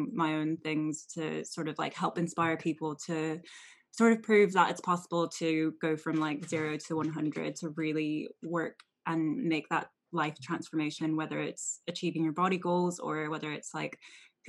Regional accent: Anaheim, California, United States; So I grew up in Anaheim, so that's in California. I'm originally from California

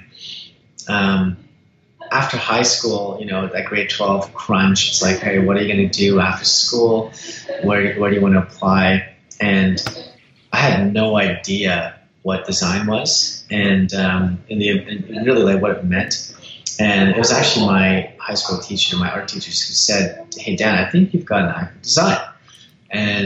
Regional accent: Surrey, British Columbia, Canada; also born or lived in Winnipeg, Manitoba / Los Angeles, California; it was Surrey, British Columbia. So Surrey Langley. And so I've been in this part for over 25 years or so

